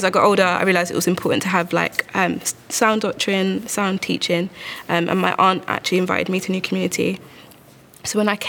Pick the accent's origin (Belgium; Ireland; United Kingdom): United Kingdom; London; also born or lived in Bournemouth; So I was born in England, grew up in Lewisham. My parents are both Zambian. And so the church that I sort of grew up in was a majority Ugandan church. So everybody was black.